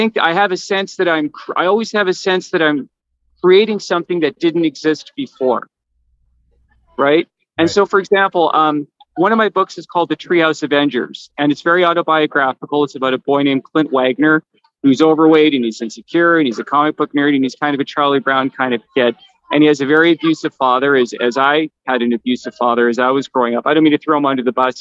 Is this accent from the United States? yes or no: no; Canada; I'm Canadian